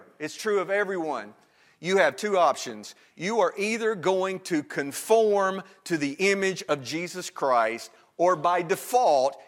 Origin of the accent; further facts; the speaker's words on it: Northwest Alabama, United States; now in Virginia, United States; I am from Northwest Alabama